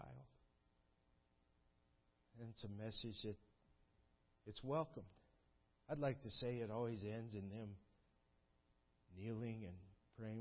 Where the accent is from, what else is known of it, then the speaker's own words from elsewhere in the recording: United States; moved away as an adult; also born or lived in Ukraine; I was born in America.